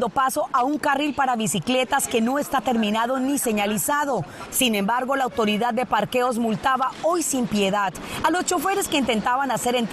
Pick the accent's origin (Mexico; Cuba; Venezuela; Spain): Cuba; moved away; Porque yo salí de Cuba por el mal y él nos salvó.